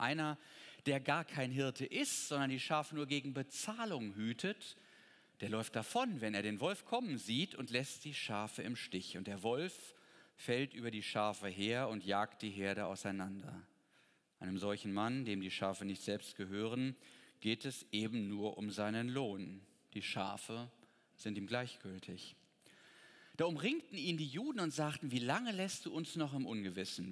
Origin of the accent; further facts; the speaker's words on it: Potsdam, Brandenburg, Germany; Ich komme ja aus Potsdam